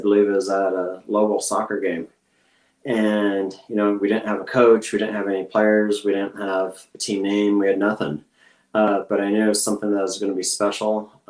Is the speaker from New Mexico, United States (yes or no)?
yes; Los Lunas, New Mexico, United States; I grew up here in Los Lunas, went to school at UNM, and so basically I'm as native as you can get without actually being born in the state.